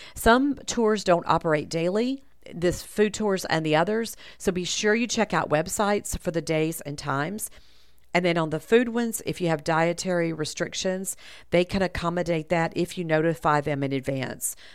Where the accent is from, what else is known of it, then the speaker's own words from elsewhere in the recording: the South, United States; I'm from the South